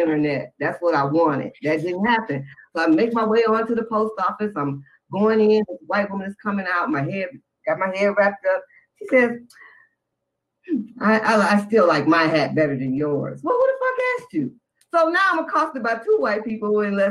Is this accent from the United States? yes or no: yes; Detroit, Michigan, United States; I'm from Detroit